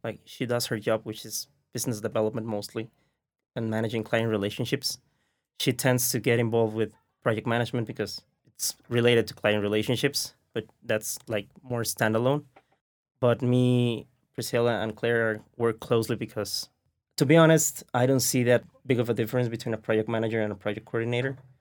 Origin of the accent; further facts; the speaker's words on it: Mexico; English is a second language; we are from Mexico